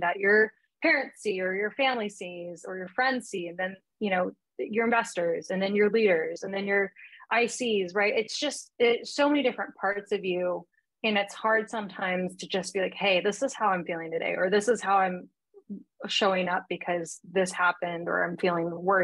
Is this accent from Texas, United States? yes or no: no; Seattle, Washington, United States; from Seattle area, suburbs, nothing too crazy